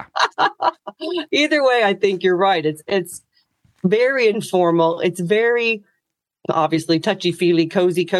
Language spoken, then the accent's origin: English; United States; moved away as an adult; now in Ireland; as an American